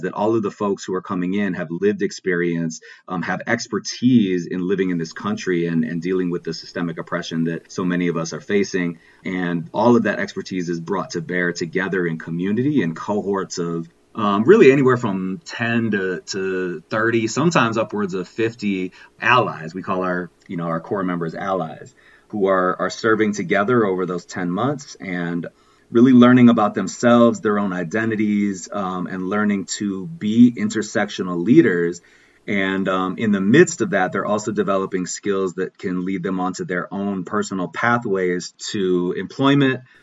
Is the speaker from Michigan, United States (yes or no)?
no; Racine, Wisconsin, United States; also born or lived in Oakland, California; now in Milwaukee, United States; I was born in Oakland. I was born in the Bay Area. Mm-hmm. My mom is from Green Bay. And so she moved me back to Wisconsin when I was like 4. So I grew up just south of Milwaukee in Racine, Wisconsin